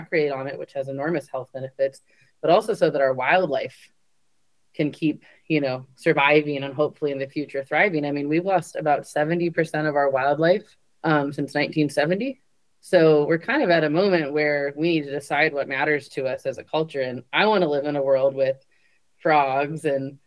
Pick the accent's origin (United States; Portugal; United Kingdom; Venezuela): United States; California; I grew up in California